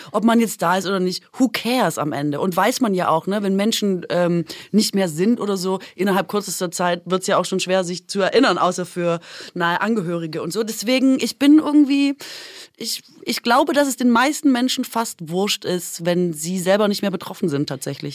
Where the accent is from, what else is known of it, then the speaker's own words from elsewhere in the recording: Aalen, Baden-Württemberg, Germany; moved away; da, wo ich herkomme, und das habe ich auch beim Pierre vorgemacht, ist äh, ja Aalen